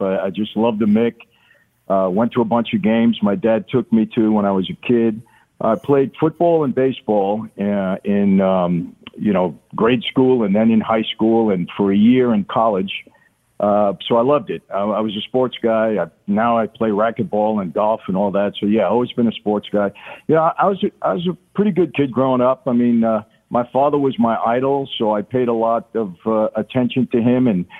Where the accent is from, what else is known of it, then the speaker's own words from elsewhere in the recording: Brooklyn, New York, United States; also born or lived in Long Island; when I was a kid growing up in Brooklyn and later Long Island